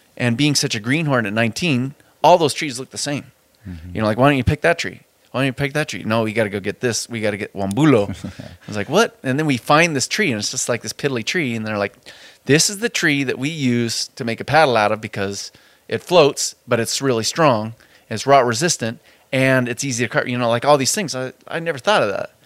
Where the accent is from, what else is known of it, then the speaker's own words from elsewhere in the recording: Spokane, Washington, United States; I grew up on the South Hill of Spokane